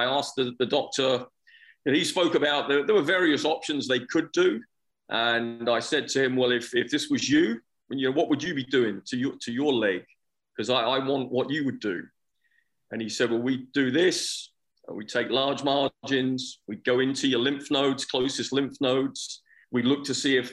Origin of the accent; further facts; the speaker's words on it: United Kingdom; moved away; I'm originally from England and from Scotland. And I think growing up there